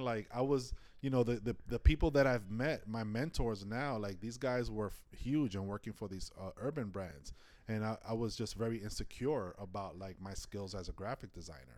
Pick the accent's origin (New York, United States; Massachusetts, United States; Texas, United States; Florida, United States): New York, United States; New York City; also born or lived in Inwood; I was born and raised in Washington Heights